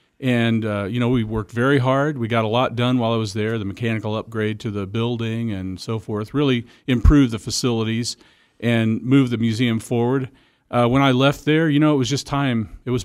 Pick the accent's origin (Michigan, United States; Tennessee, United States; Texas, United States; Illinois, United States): Illinois, United States; now in Wichita, United States; I'm from St. Louis area.